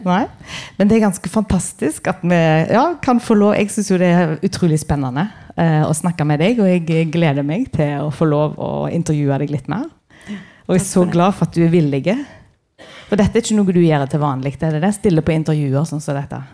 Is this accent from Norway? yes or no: yes; Karmøy, Rogaland, Norway; jeg kommer fra Karmøy, på Vea, nærmere bestemt.